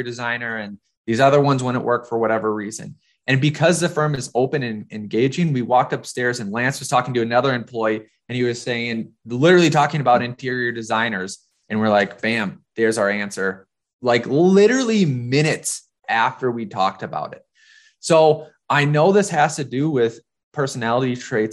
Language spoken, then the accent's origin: English; Minnesota, United States; moved away as an adult; also born or lived in North Dakota; now in New York, United States; So it looked like I was coming from North Dakota, which I was, but you know, I was also from Minnesota